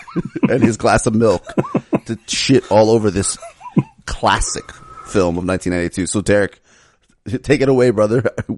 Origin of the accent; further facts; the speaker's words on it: Miami, Florida, United States; I have family in Connecticut and I grew up living in Miami.